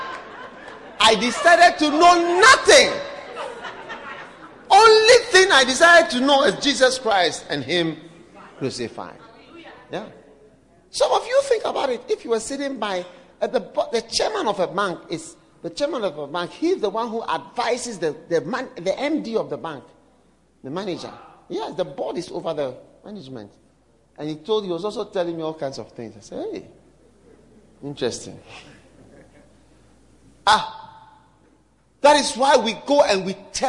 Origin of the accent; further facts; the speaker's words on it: Ghana; I come from Africa.